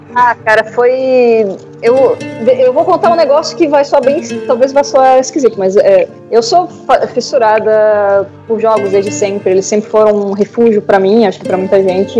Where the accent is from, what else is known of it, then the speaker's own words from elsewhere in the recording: Florianópolis, Santa Catarina, Brazil; eu sou de Florianópolis